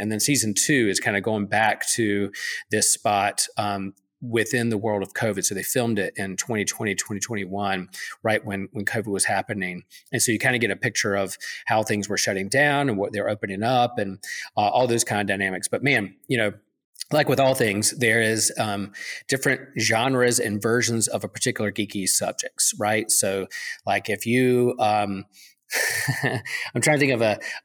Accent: East Coast, United States; I grew up on the East Coast

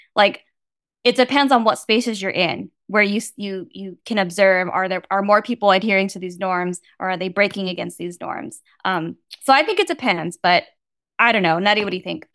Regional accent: Bay Area, California, United States; I grew up in the Bay Area

